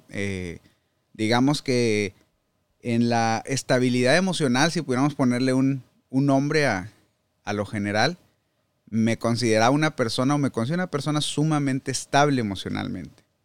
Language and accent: Spanish; Saltillo, Coahuila, Mexico; moved away as an adult; now in United States; Yo soy de Saltillo, Coahuila. Ahí nací, y ahí crecí.